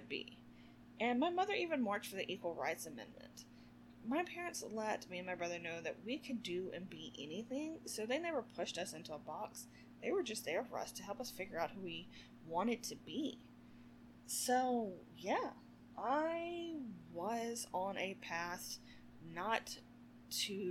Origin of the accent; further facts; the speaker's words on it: the South, United States; growing up in the South, and keep in mind, this is the, you know, 80s and early 90s